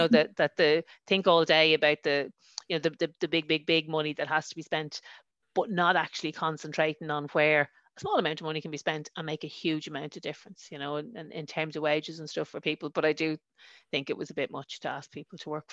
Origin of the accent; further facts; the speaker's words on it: Dublin, Leinster, Ireland; accent: Dublin; moved away; also born or lived in a border town; I was born in Ballyfermot. I know, growing up, loads of the fellas on my road, I lived on London Road